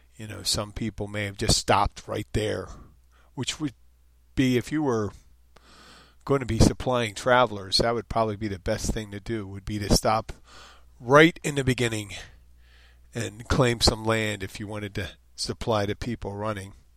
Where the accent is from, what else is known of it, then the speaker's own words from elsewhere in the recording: Philadelphia, Pennsylvania, United States; also born or lived in Jersey Shore; now in Florida Keys, United States; I'm from Philadelphia, the Jersey Shore